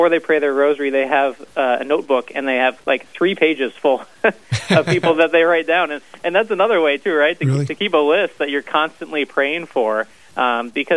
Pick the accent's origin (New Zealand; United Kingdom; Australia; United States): United States; Brainerd, Minnesota; also born or lived in Duluth, Minnesota; I grew up in Brainerd